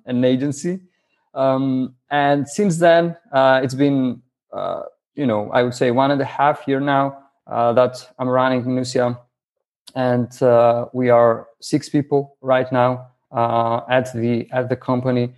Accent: Greece; English is a second language; I'm from Greece.

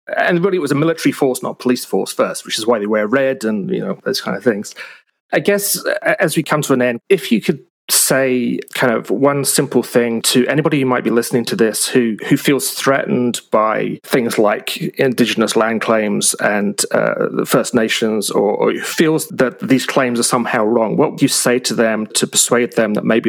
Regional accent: United Kingdom; now in Canada; my background growing up in Britain.

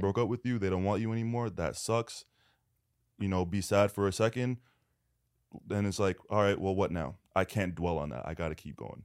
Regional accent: Canada; now in Los Angeles, United States; I'm Canadian

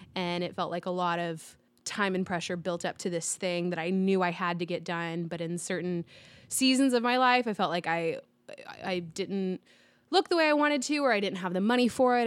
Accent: Dallas, Texas, United States; I grew up in Dallas

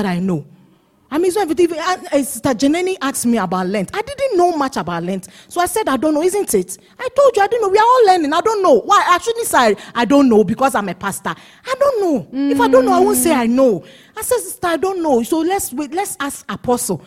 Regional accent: Ghana; accent: Ghanaian English; I'm speaking Ghanaian English

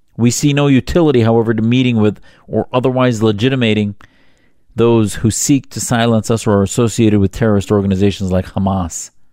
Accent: Upper Midwest, United States; As the son of Syrian immigrants who escaped persecution in Syria in the sixties, I was born in the Upper Midwest

